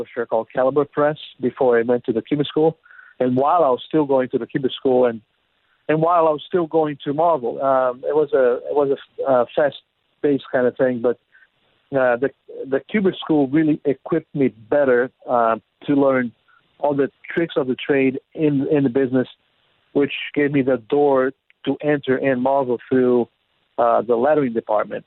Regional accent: Brazil; moved away; I was born in Brazil

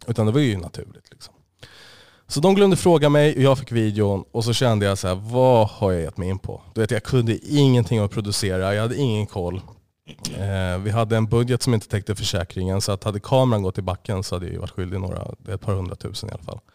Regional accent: Stockholm, Stockholm County, Sweden; also born or lived in Osby, Skåne; jag är ursprungligen jag är från Stockholm. Född och uppvuxen. Det är största del i Stockholm.

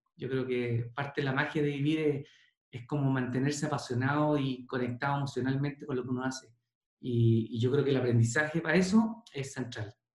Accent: Chile; Yo soy bien poco chileno

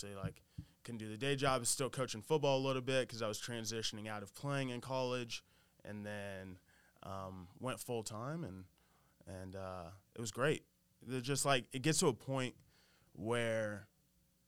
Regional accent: Kansas, United States; moved away as an adult; now in New York City, United States; I'm from Kansas, right? Born and raised, went to school there

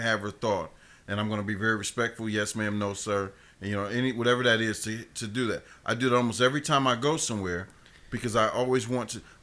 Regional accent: Columbus, Ohio, United States; moved away; growing up in Columbus

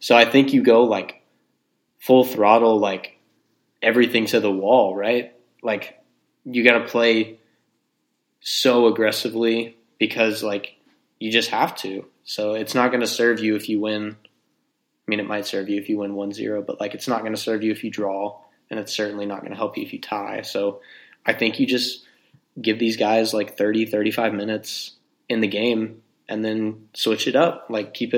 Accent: North Texas, United States; growing up in North Texas playing soccer

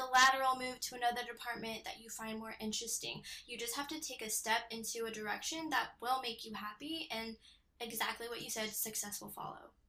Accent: Temecula, California, United States; I grew up in Temecula, California.

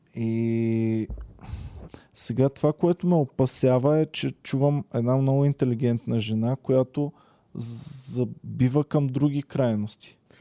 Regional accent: Bulgaria; съм българин, ако съм извън България

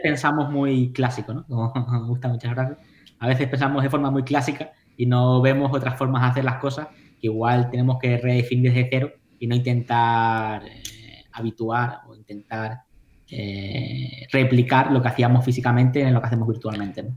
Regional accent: Tenerife, Canary Islands, Spain; moved away as an adult; now in New York, United States; yo soy de Tenerife

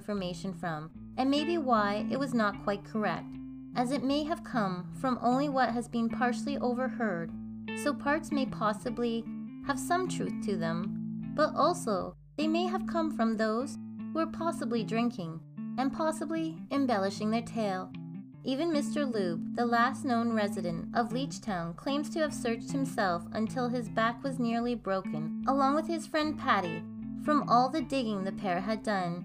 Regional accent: Canada; this Canadian girl

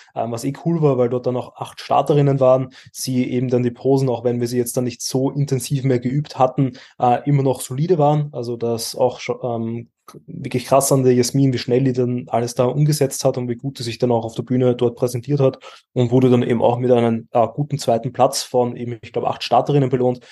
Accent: Austria; wir stellen als Österreicher

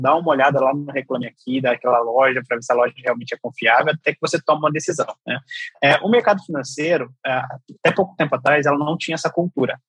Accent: São Gonçalo do Sapucaí, Minas Gerais, Brazil; eu sou criado no interior de Minas, em São Gonçalo de Sapucaí, sou, sou de lá, sou mineiro

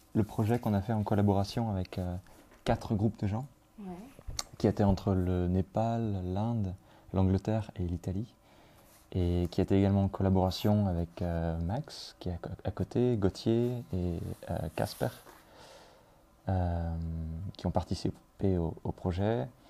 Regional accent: Brittany, France; moved away as an adult; now in Belgium; j'ai grandi en France, en Bretagne

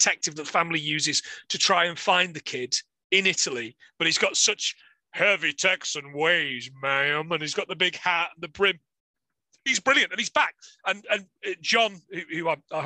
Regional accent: Nottingham, East Midlands, United Kingdom; I'm from Nottingham

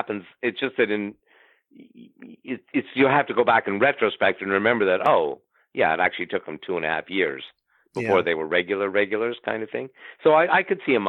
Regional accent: Ottawa, Ontario, Canada; moved away; I'm from Ottawa, so I asked Lisa, my sister in Ottawa

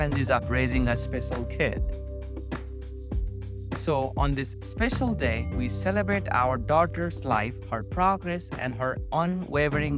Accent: Nepal; moved away as an adult; now in North Carolina, United States; I was born and raised in Nepal

